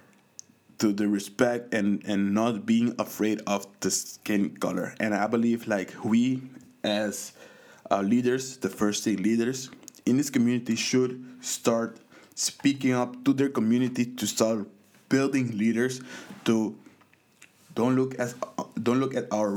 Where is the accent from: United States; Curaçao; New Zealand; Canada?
Curaçao; I grew up in the Caribbean on a small island in Curaçao